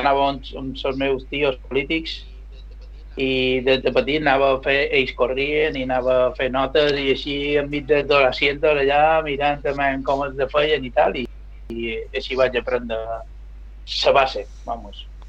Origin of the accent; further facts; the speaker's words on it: Mallorca, Balearic Islands, Spain; som d'aquí de Mallorca, vaig nascut aquí